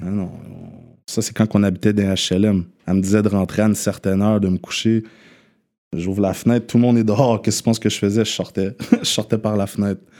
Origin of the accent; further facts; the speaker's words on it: Longueuil, Quebec, Canada; je ne sors pas d'une réserve, je sors de Longueuil